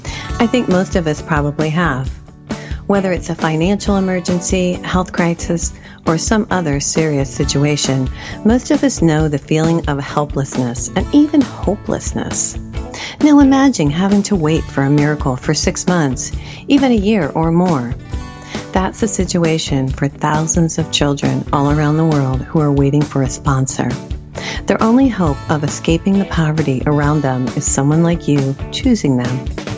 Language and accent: English; United States; I'm such an American.